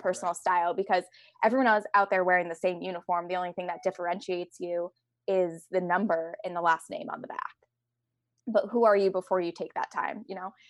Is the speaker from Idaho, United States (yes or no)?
no; Connecticut, United States; I grew up in Connecticut